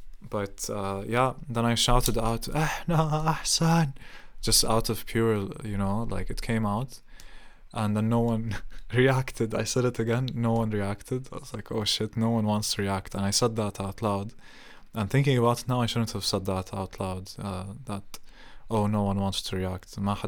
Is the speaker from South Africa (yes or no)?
no; Palestine; also born or lived in Saudi Arabia; I've always defined myself as Palestinian to everyone, even though my passport is Jordanian and I was born in Saudi Arabia.